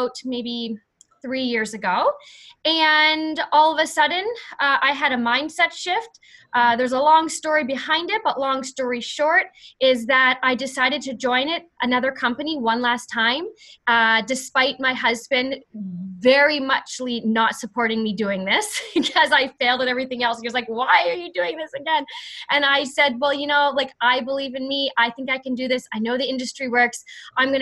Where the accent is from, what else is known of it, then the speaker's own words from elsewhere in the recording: Canada; I'm from Canada